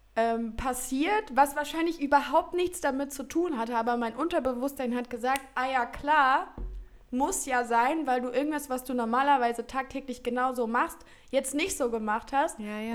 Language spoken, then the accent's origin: German; Heinsberg, North Rhine-Westphalia, Germany; du gebürtig aus Heinsberg kommst und die Nähe zu den Niederlanden hast